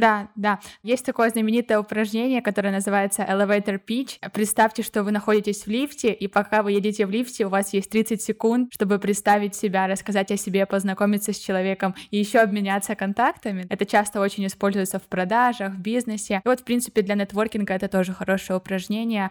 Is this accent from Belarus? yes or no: no; Ukraine; moved away as an adult; now in Barcelona, Spain; я из Украины недавно переехала в Барселону